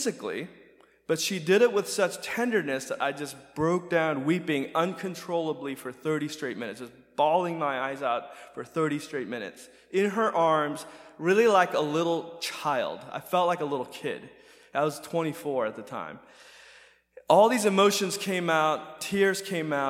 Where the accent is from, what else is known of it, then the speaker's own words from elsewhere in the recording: United States; growing up in America